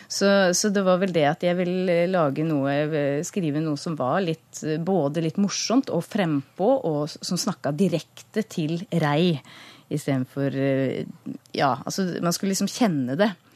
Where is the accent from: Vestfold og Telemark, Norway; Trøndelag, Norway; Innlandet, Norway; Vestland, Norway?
Vestfold og Telemark, Norway; Skien; accent: Grenland dialect; moved away; er født og oppvokst i, Skien, så den eh, dialekta er jeg jo grodd opp eh, sammen med.